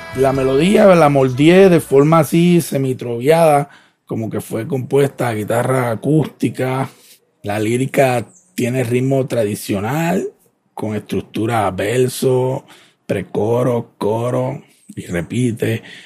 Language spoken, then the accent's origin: Spanish; Ponce, Puerto Rico; soy de Ponce